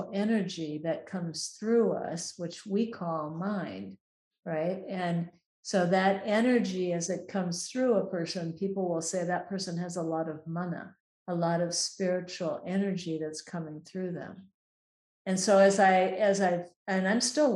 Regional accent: Minnesota, United States; moved away as an adult; now in Hawaii, United States; I grew up in Minnesota, which is kind of in the northern part of the United States in the middle of the country, where it's cold

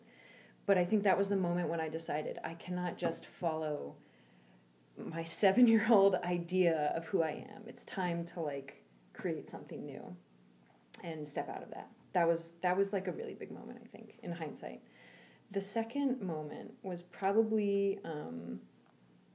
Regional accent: United States; moved away as an adult; I am an American who does not live in America

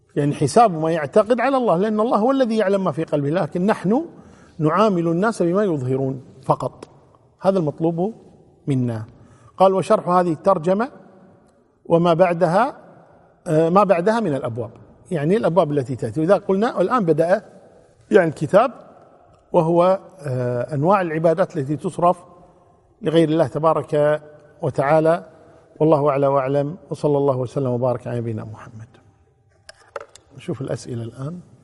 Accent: Kuwait; عندنا في الكويت

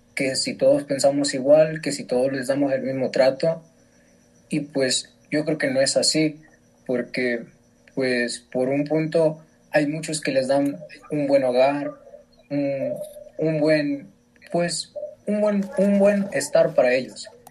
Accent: Mexico; somos mexicanos

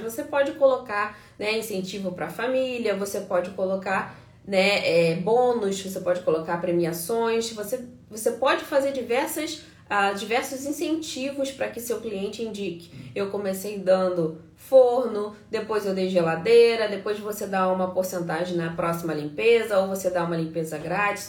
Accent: Brazil; now in United States; A gente é brasileiro

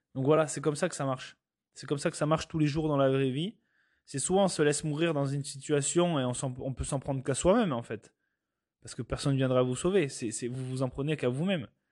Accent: France; moi je suis européen, je viens de France

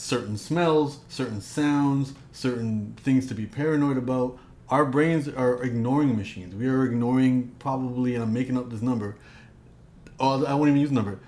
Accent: Toronto, Ontario, Canada; I grew up in Toronto. My parents come from Punjab and Rajasthan

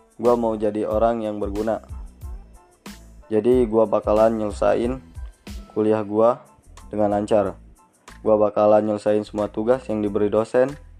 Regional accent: Pajar Bulan, West Lampung, Indonesia; Asal tempat gua dari Lampung Barat, tepatnya di Pajar Bulan

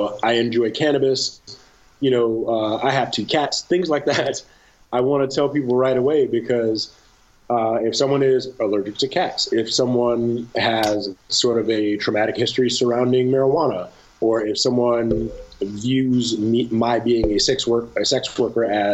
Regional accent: Detroit, Michigan, United States; I grew up in Detroit, and I grew up in Detroit in a time where there were, I met three, a grand total of three people that were not black

